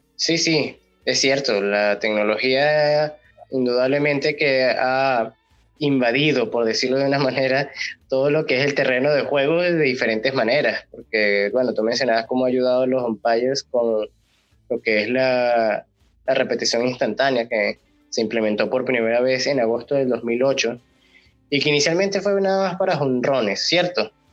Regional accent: Venezuela; nosotros siendo venezolanos

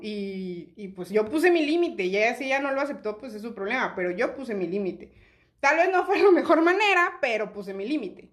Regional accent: Chiapas, Mexico; now in Monterrey, Mexico; yo no soy de Monterrey, yo vivía en Chiapas

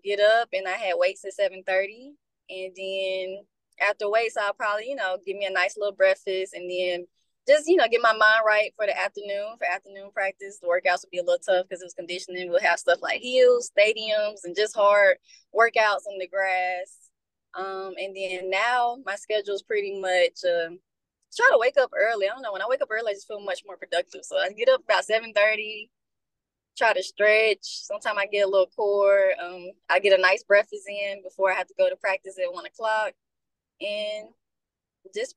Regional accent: Memphis, Tennessee, United States; I'm from Memphis. I went to Whitehaven High School

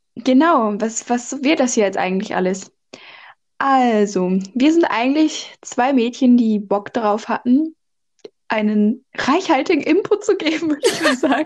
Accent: North Rhine-Westphalia, Germany; moved away as an adult; now in France; normalerweise komme ich aus NRW

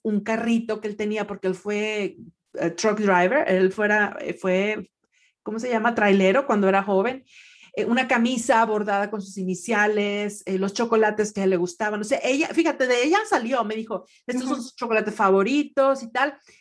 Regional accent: Monterrey, Nuevo León, Mexico; moved away as an adult; now in Atlanta, United States; yo crecí en, en Monterrey, o sea, nací allá y estuve allá hasta el 94, 95, que es cuando me vengo para Atlanta

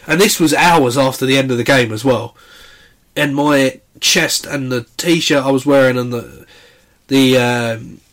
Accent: Essex, East of England, United Kingdom; growing up in Essex

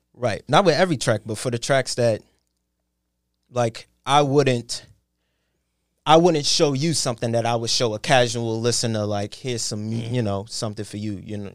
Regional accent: New York City, New York, United States; I sound like I'm from Queens, New York

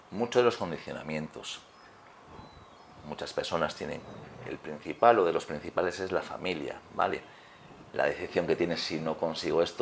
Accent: Riosa, Asturias, Spain; born there; Rotea, en Riosa, con una finca espectacular, hoy día es un parque. Entonces, desde pequeñito siempre me gustó mucho el ejercicio, ¿vale?

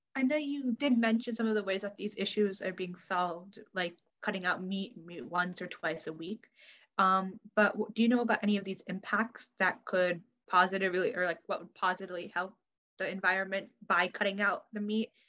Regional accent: Connecticut, United States; I'm 17 years old, and I'm from Connecticut

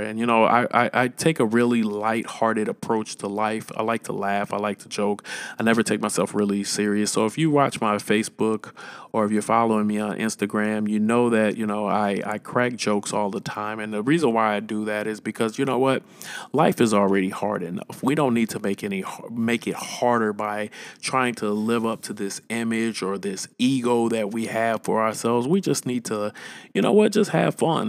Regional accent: St. Louis, Missouri, United States; I'm from Saint Louis, Missouri

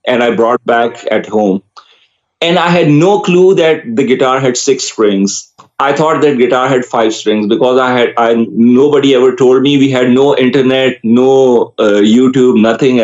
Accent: Karachi, Sindh, Pakistan; first language Urdu; English is a second language; I grew up, I was born in Karachi, Pakistan.

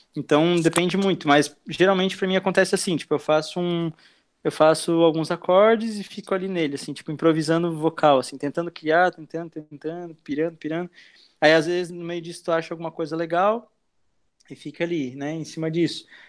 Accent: Blumenau, Santa Catarina, Brazil; also born or lived in Argentina; now in Itajaí, Brazil; eu tenho 23 anos e nasci em Blumenau. Tô morando aqui em Itajaí já faz acho que uns, uns três anos

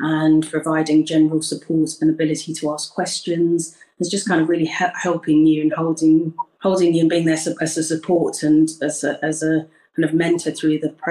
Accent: United Kingdom; I was born in the UK and I'm Ghanaian, so I'm British Ghanaian

